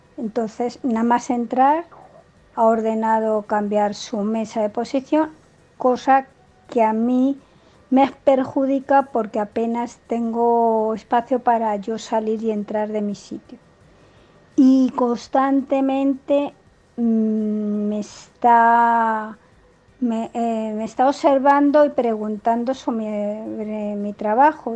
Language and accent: Spanish; Spain; soy española y vivo en España